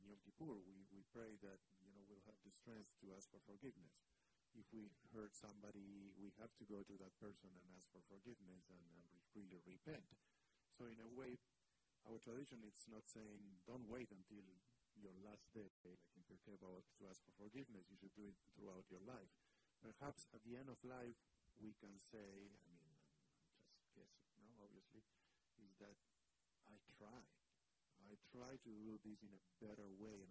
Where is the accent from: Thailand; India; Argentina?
Argentina; now in United States; I grew up in Argentina